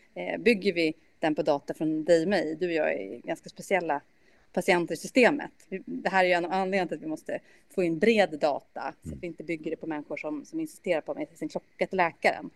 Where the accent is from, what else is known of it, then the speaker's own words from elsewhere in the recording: Sweden; also born or lived in Germany; som svensk